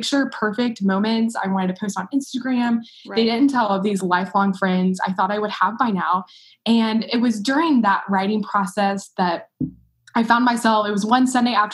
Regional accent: Arlington, Texas, United States; now in Waco, United States; I grew up in Arlington, Texas, and then I moved to Waco a few years ago for college at Baylor University

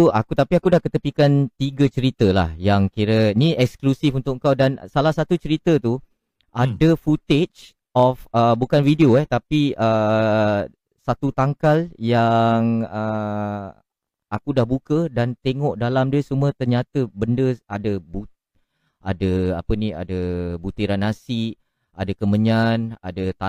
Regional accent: Woodlands, Singapore; Saya berasal daripada Singapura, daerah Woodland.

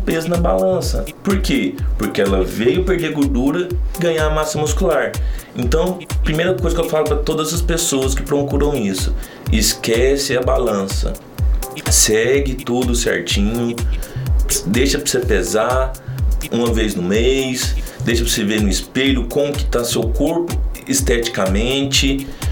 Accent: Santa Vitória, Minas Gerais, Brazil; moved away as an adult; now in Uberlândia, Brazil; eu não sou de Uberlândia, eu sou de Santa Vitória, uma cidade próxima de Uberlândia. Vim para Uberlândia no ano de 2015

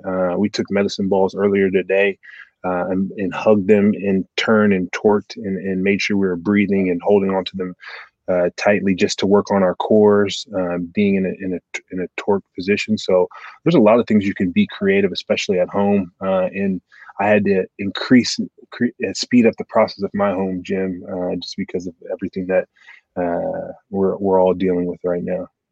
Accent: Portland, Oregon, United States; moved away as an adult; also born or lived in Nebraska / Detroit; born and raised in Portland, Oregon, to two immigrant parents.

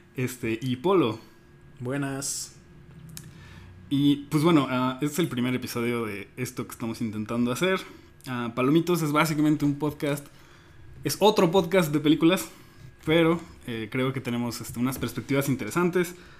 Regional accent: Mexico; como mexicano promedio, pues crecemos

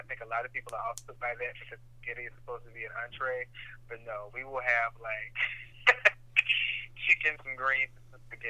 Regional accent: the South, United States; We're from the South. It's all together.

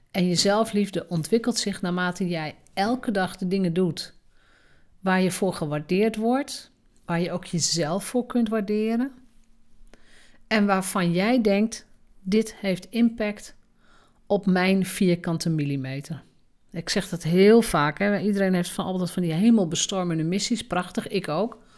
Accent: Drenthe, Netherlands; En misschien is dat zo omdat ik uit Drenthe kom. In Drenthe mag je sowieso nooit opvallen

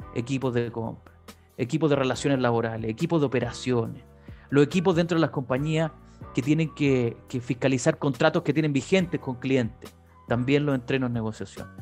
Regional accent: San Bernardo, Santiago Metropolitan Region, Chile; fui concejal de San Bernardo, mi ciudad natal además

